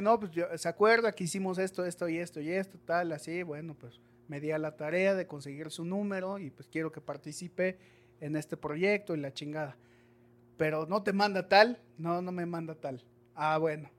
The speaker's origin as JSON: {"language": "Spanish", "country": "Mexico", "said": "como buenos mexicanos"}